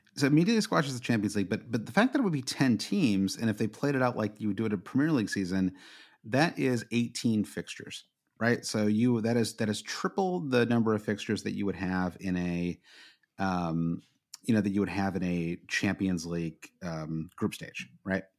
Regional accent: United States; as an American

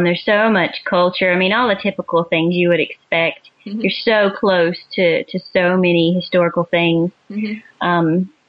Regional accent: southeast corner of Georgia, United States; moved away as an adult; also born or lived in Maryland; now in Canada; We're both from Georgia.

